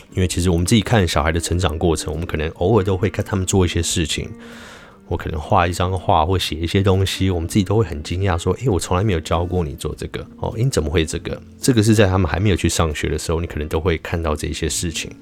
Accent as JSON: {"language": "Chinese", "country": "Taiwan", "said": "我有点台湾人的灵魂又出现了"}